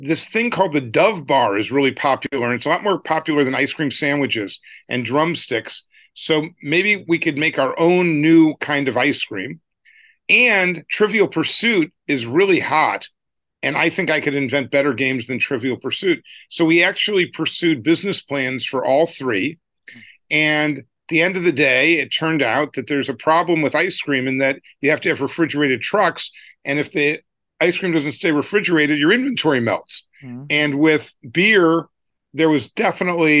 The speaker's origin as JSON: {"language": "English", "town": "St. Louis", "region": "Missouri", "country": "United States", "tie": "born or raised there", "said": "I grew up in St. Louis, Missouri, and he came to an assembly at my high school when I was in 10th grade"}